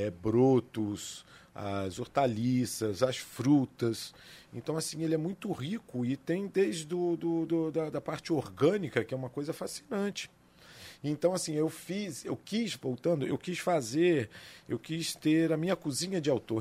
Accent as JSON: {"language": "Portuguese", "town": "Areal", "region": "Rio de Janeiro", "country": "Brazil", "tie": "born or raised there", "said": "eu sou nascido e criado na cidade de Areal"}